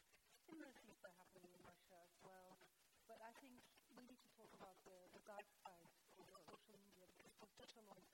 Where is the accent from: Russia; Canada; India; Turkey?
Turkey; I come from Turkey.